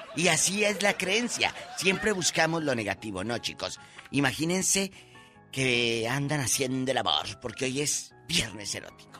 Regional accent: Mexico; nuestro México

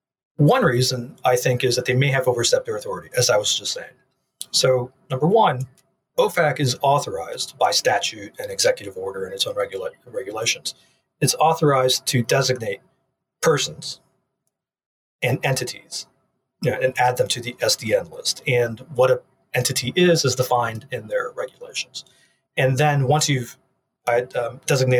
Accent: United States; As an American

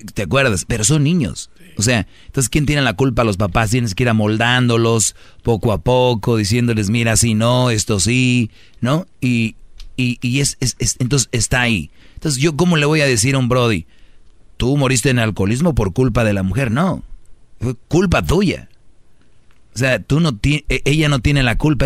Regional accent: Mexico; los mexicanos nos reímos de la muerte

